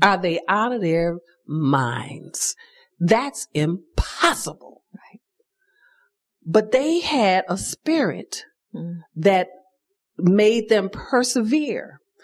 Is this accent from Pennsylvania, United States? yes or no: no; Chicago, Illinois, United States; I grew up in Chicago in the Cabrini Green projects